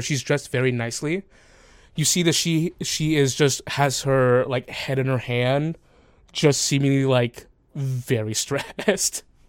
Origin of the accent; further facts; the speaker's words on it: the South, United States; moved away; I grew up in the South.